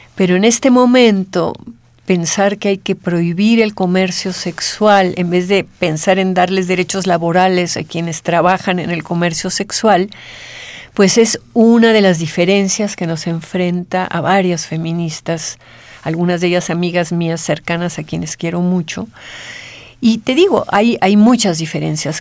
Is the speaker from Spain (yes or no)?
no; Mexico